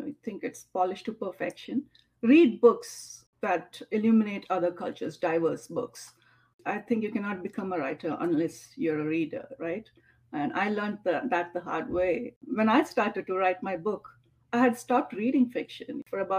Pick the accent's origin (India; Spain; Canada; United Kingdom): India; Mangalore, Karnataka; moved away as an adult; now in Atlanta, United States; my hometown, Mangalore, India